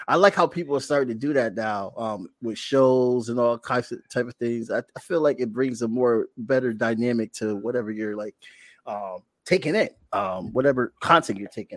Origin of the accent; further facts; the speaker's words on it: New Haven, Connecticut, United States; I'm from New Haven, Connecticut